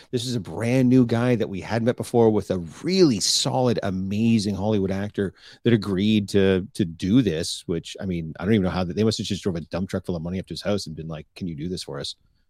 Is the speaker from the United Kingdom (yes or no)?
yes; England, United Kingdom; just because you're French and I'm English